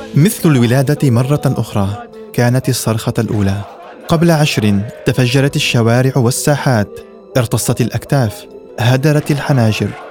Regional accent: Syria; مستقبل بلدنا سوريا

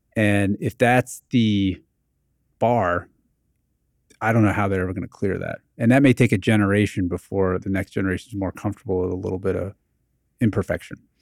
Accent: New Jersey, United States; when I was growing up in New Jersey in the eighties

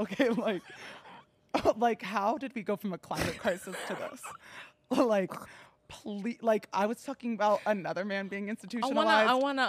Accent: New Jersey, United States; now in Los Angeles, United States; I'm New Jersey.

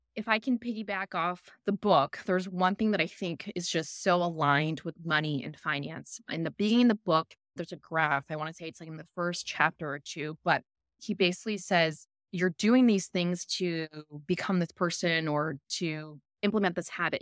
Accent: Chicago, Illinois, United States; moved away as an adult; also born or lived in Philippines; now in Australia; I'm from Chicago. I grew up in Chicago.

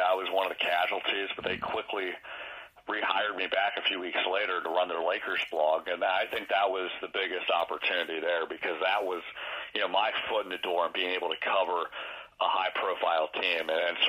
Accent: York, Pennsylvania, United States; I grew up in York, Pennsylvania. Went to the York Suburban High School

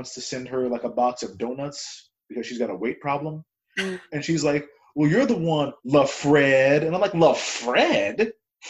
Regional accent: California, United States; moved away; I'm from California originally

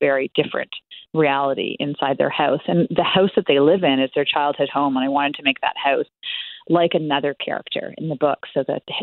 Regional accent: Toronto, Ontario, Canada; moved away; also born or lived in small escarpment town, Canada; I'm originally from the Toronto area and now live in a very small town.

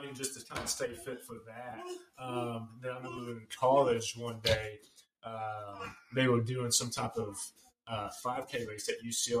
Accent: Edmond, Oklahoma, United States; No, I was born and raised here in Edmond. Grew up here with the high school, off and on in college at UCO.

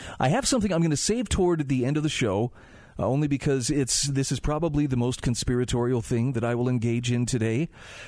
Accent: Utah, United States; my home state of Utah

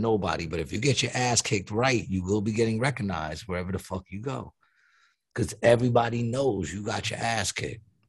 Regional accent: New York, United States; moved away; I'm from New York

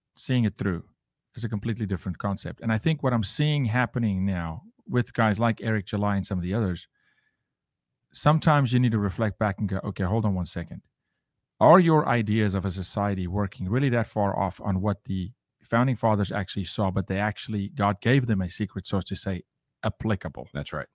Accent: South Africa; now in United States; I'm from Africa.

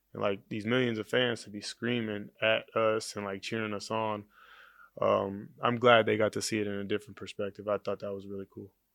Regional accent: Oakland, California, United States; I grew up in Oakland

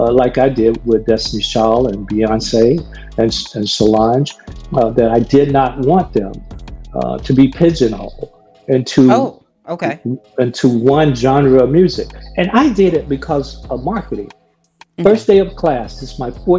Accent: Gadsden, Alabama, United States; I've lived with racism growing up in Gaston, Alabama.

